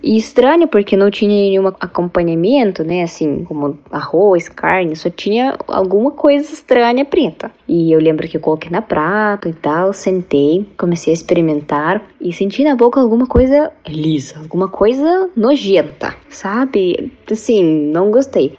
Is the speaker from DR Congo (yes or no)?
no; Kazan, Tatarstan, Russia; Portuguese is a second language; moved away as an adult; now in Paraná, Brazil; sou da Rússia, da cidade Kazan, que localiza na República Tataristão